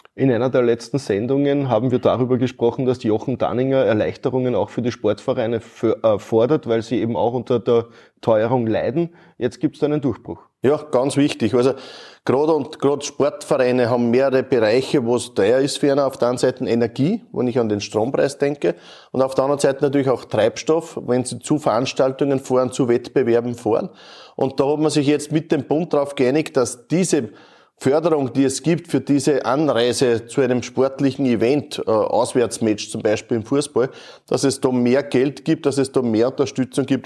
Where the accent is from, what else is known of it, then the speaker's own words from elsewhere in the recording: Neuhofen an der Ybbs, Lower Austria, Austria; Wir sind in der Kotmühle in Neuhof an der Ips. Äh, meine Heimat.